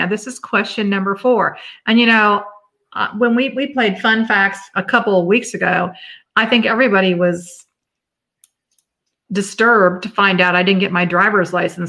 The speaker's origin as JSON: {"language": "English", "town": "St. Petersburg", "region": "Florida", "country": "United States", "tie": "born or raised there", "said": "St. Pete, my hometown"}